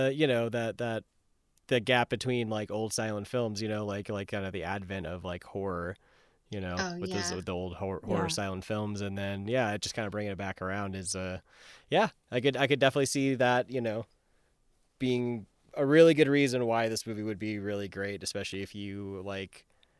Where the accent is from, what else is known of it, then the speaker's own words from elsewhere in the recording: United Kingdom; But I'm British.